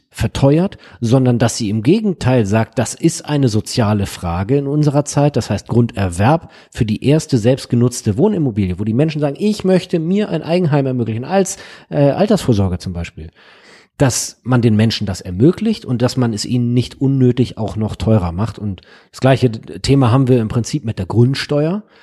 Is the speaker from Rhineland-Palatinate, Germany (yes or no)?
no; Hamburg, Germany; Ich komme ja aus Hamburg Nord, da wird gerade das Pergolenviertel entwickelt, ist am Stadtpark.